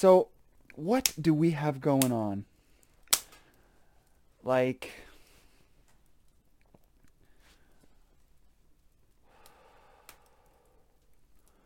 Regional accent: Canada; I'm just Canadian

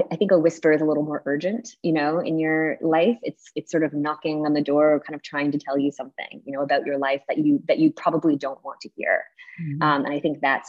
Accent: Canada; I'm Canadian

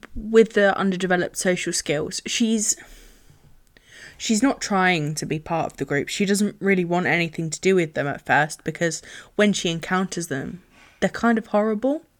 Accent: England, United Kingdom; being English

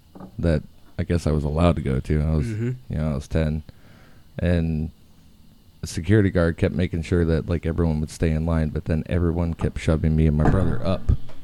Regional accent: Florida, United States; Citrus County.

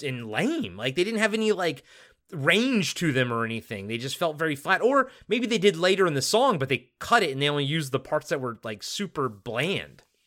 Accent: Maryland, United States; I grew up in Maryland, so we were a, an Orioles household

